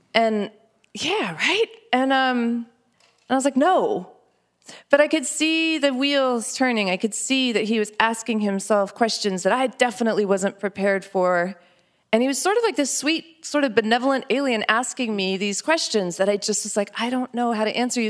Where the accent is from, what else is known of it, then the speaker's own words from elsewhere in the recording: New Mexico, United States; growing up in New Mexico and being this kind of Indian